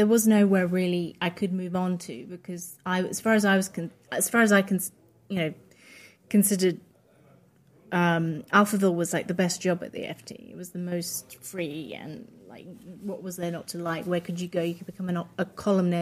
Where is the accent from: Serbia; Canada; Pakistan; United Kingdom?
United Kingdom; first language Polish; English is a second language; also born or lived in Poland; I'm Polish English. I was born in the UK, but I grew up in a very Polish household. So I didn't learn English until I went to school.